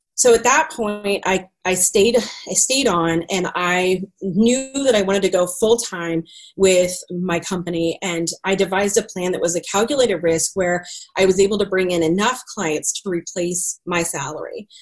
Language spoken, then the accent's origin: English; Greenwood, Missouri, United States; also born or lived in Raytown, Missouri; I grew up out in Greenwood, Missouri, in the middle of the country